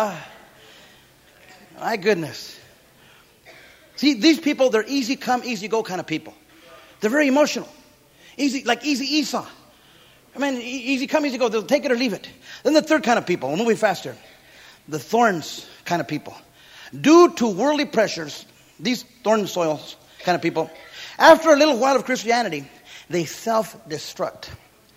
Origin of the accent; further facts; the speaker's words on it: Santa Paula, California, United States; I grew up in Santa Paula, California, citrus capital of the world.